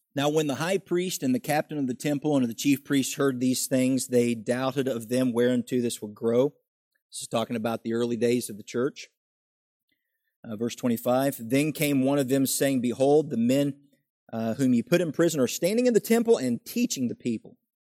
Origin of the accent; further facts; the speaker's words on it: West Virginia, United States; I grew up in West Virginia